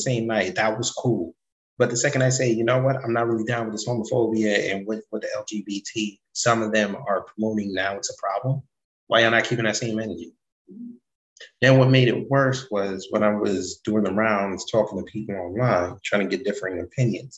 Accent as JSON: {"language": "English", "country": "Jamaica", "said": "I'm Jamaican"}